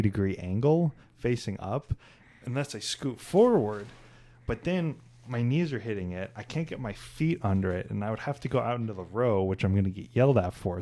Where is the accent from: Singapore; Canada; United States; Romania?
United States; Kansas City; I'm from Kansas City